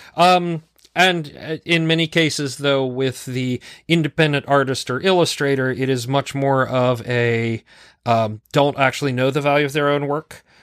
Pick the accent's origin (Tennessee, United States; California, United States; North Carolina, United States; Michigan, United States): North Carolina, United States; accent: southern; also born or lived in Pennsylvania; I was born in Pennsylvania, and we moved to North Carolina when I was, like, four